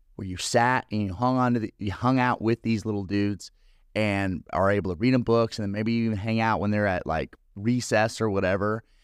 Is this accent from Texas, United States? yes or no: no; California, United States; moved away; I'm from California